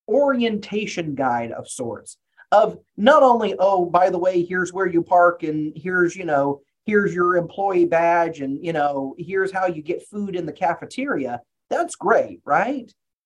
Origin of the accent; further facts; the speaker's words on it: Texas, United States; also born or lived in Arkansas, United States; sorry, I grew up in Texas, after Arkansas. I use a lot of Southern metaphors, apologies in advance.